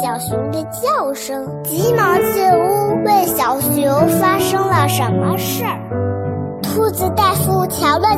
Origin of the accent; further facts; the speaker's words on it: Beijing, China; 我喜欢画画和英语，我来自北京，我五岁了，